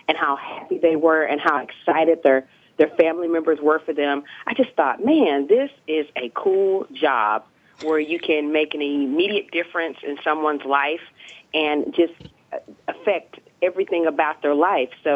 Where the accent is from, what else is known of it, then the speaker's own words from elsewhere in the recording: Dallas, Texas, United States; also born or lived in Pennsylvania; I was born and raised in Dallas, Texas.